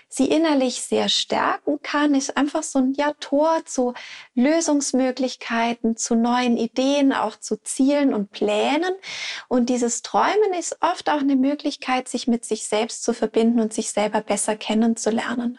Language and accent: German; Switzerland; bei uns in der Schweiz